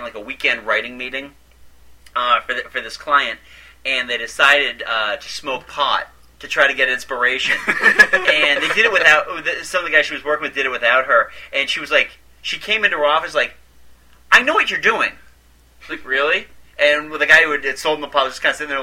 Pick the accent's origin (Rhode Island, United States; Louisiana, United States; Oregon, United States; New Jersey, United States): Rhode Island, United States; moved away; I'm originally from Rhode Island